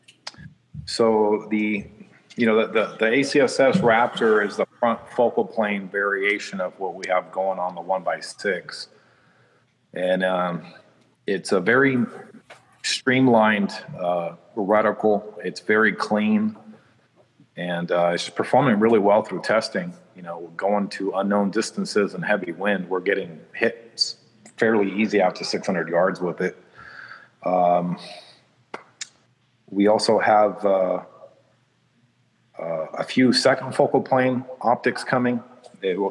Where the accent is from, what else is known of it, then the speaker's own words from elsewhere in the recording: Chicago, Illinois, United States; I was born in Chicago